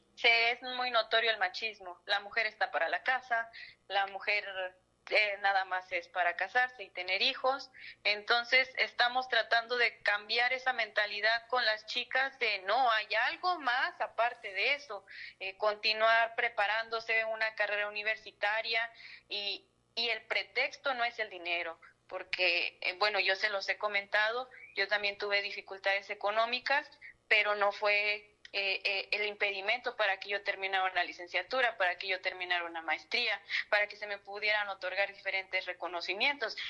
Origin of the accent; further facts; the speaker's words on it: Matehuala, San Luis Potosí, Mexico; moved away as an adult; now in Matlapa, Mexico; Soy originaria de Matehuala